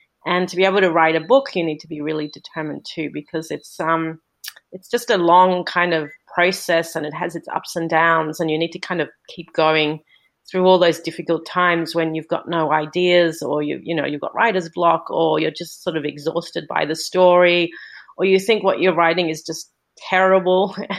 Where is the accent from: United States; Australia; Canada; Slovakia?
Australia; also born or lived in Singapore; I'm currently living in Australia, and I'm from Australia, but I've spent most of my life living all over the world. I moved back to Australia after living in Singapore for a long time with my family, and I'm currently in Melbourne, Australia